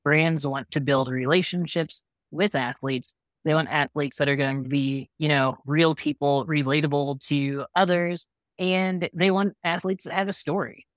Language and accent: English; Midwest, United States; moved away; growing up in the Midwest